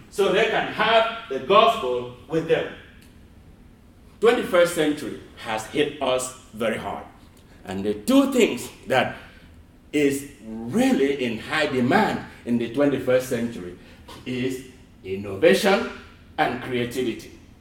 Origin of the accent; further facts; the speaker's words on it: Nigeria; now in United States; I grew up in Nigeria. I never ever heard of the word Kwanzaa until I came to America.